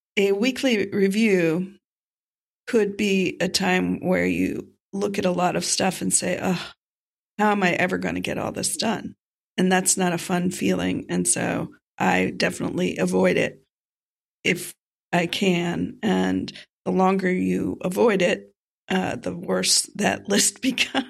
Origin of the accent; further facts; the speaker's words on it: North Miami Beach, Florida, United States; my hometown, North Miami Beach